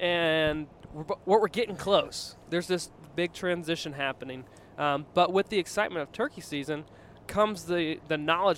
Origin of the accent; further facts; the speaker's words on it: Virginia, United States; When I was growing up in Virginia, all I wanted to do was go hunt New York, the state of New York